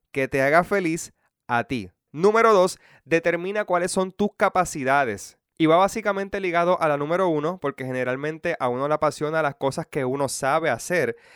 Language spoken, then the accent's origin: Spanish; Puerto Rico; puertorriqueños de toda la isla o solamente a mi pueblo y pueblos cercanos